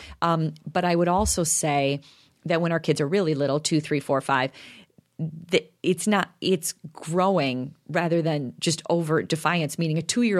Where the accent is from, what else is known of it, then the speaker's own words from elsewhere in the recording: DeKalb, Illinois, United States; I grew up in DeKalb, so everything was in a cornfield.